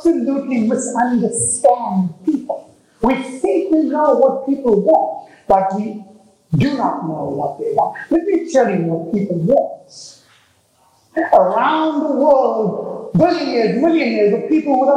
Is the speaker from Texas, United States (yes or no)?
yes; Texas, United States; I'm from Texas, actually. I mean, I look it, but I'm actually from Texas